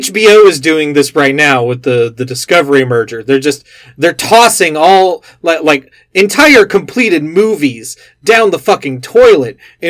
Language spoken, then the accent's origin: English; Texas, United States; my home state of Texas